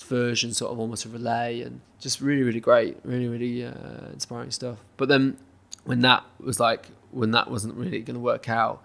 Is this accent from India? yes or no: no; United Kingdom; as a British person